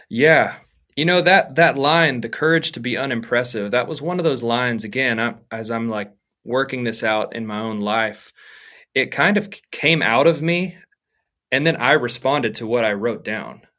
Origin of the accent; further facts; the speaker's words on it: Arkansas, United States; moved away as an adult; now in Dallas, United States; I'm from Arkansas originally and have been there, honestly, my whole life until this point